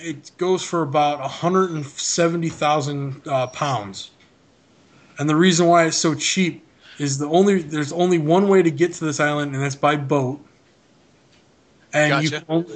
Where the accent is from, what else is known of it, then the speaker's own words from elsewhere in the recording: United States; we're American citizens.